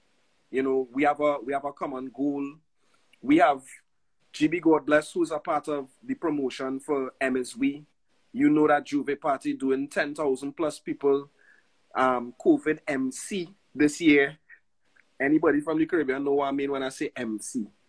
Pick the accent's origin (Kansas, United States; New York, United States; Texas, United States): New York, United States; also born or lived in Trinidad and Tobago; we were born in Trinidad and Tobago, but we grew up in Brooklyn. We came together, we connected here in Brooklyn, New York.